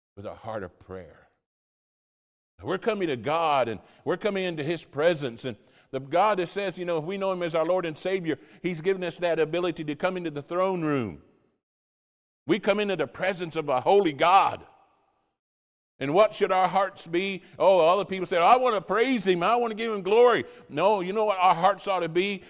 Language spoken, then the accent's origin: English; United States; moved away as an adult; now in Wolverhampton, United Kingdom; I'm an American